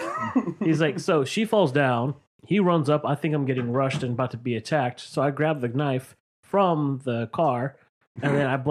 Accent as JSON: {"language": "English", "town": "Hawthorne", "region": "California", "country": "United States", "tie": "born or raised there", "said": "I grew up in Hawthorne."}